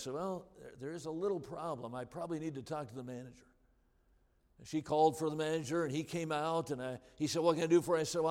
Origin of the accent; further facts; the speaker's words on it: Wisconsin, United States; I'm from Wisconsin